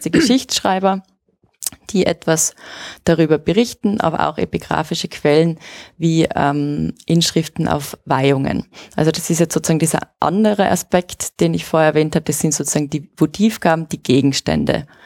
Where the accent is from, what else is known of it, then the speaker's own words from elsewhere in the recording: Innsbruck, Tyrol, Austria; also born or lived in Axams; grundsätzlich bin ich eine Innsbruckerin bzw. Axamerin, das heißt, meine Wurzeln liegen in Innsbruck